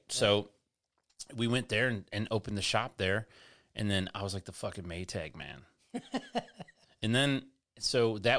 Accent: Detroit, Michigan, United States; In Michigan, I romanticize about being from Michigan just because I'm from Michigan. Lots of good things happen there. I'm happy with, you know what I mean? Like the whole thing, just run the gamut of it. Like I'm proud to be from Detroit.

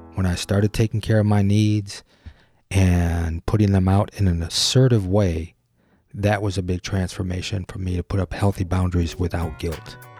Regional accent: Detroit, Michigan, United States; Gyro is an identity studio based in my hometown, Detroit

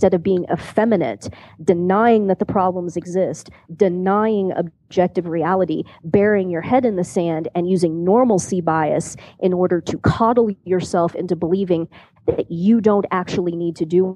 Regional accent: Kansas City, United States; I grew up outside of Kansas City

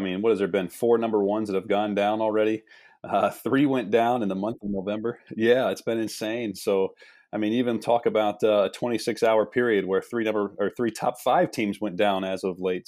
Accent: Midwest, United States; moved away as an adult; also born or lived in East Coast; I'm from the Midwest

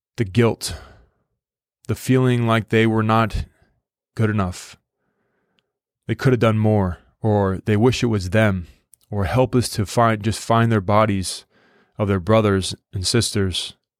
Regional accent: United States; an American

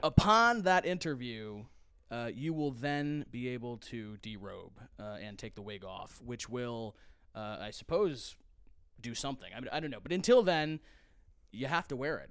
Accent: United Kingdom; now in United States; a British person coming to the United States

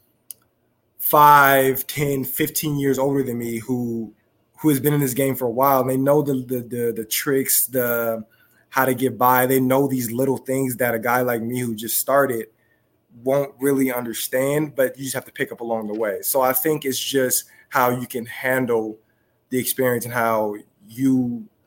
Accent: Southern California, United States; being back in my hometown, not San Diego, but being back in Southern California

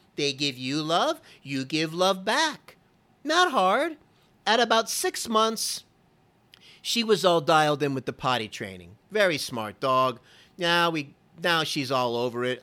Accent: Florida, United States; I'm from Florida

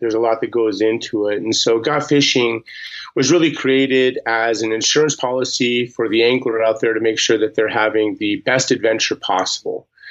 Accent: Montana, United States; born and raised in Montana

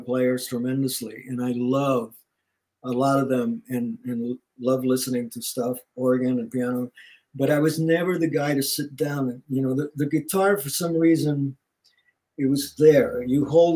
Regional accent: Puerto Rico; also born or lived in New York; now in Los Angeles, United States; Growing up in Puerto Rico

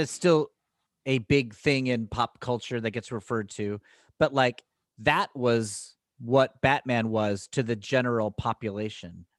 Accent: Danbury, Connecticut, United States; we grew up in Danbury, Connecticut

